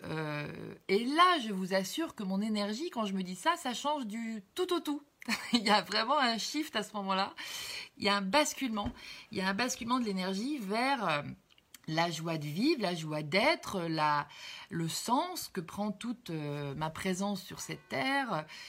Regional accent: Cherbourg, Normandy, France; je suis née à Cherbourg, à côté de Caen

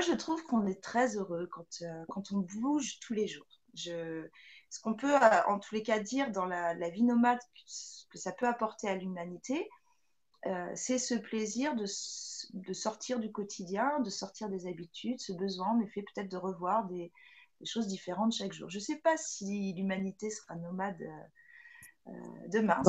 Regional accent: France; chez nous, en France

